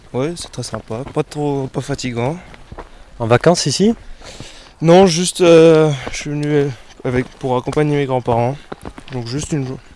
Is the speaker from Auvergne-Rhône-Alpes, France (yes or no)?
yes; Haute-Savoie, Auvergne-Rhône-Alpes, France; je suis de Haute-Savoie